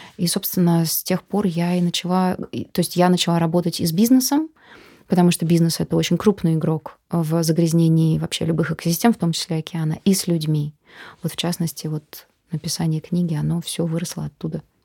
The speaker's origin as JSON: {"language": "Russian", "region": "Moscow", "country": "Russia", "said": "Мы такие москвичи"}